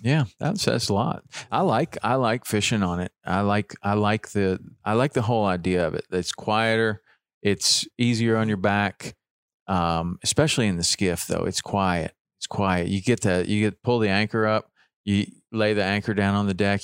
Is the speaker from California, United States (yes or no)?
no; Chattanooga, Tennessee, United States; living, growing up in Chattanooga